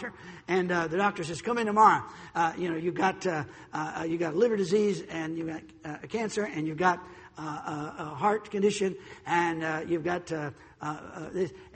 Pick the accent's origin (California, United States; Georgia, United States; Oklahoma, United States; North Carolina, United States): North Carolina, United States; also born or lived in Chicago; I was born and raised here in North Carolina